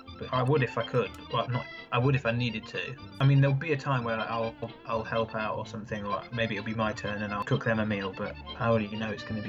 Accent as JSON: {"language": "English", "region": "England", "country": "United Kingdom", "moved": "yes", "lives_now": "France", "said": "I'm English"}